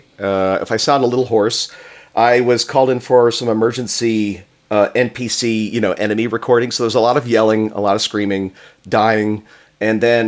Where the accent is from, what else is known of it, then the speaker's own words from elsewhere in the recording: Florida, United States; I grew up in Florida